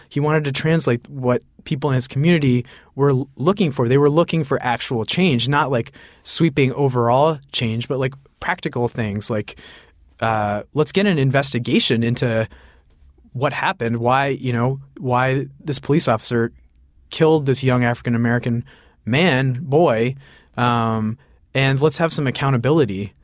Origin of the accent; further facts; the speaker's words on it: Sarnia, Ontario, Canada; I grew up in Sarnia, Ontario. My parents are immigrants